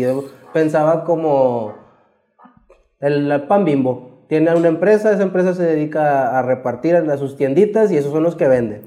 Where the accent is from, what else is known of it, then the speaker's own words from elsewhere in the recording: Mexico; nosotros siempre vivimos aquí en Independencia. Desde que cuando yo crecí, este, aquí crecí en Independencia.